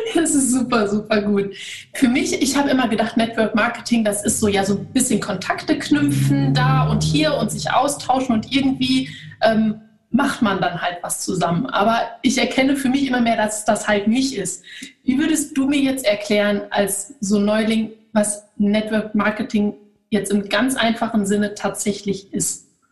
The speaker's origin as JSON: {"language": "German", "country": "Germany", "said": "bei uns in Deutschland"}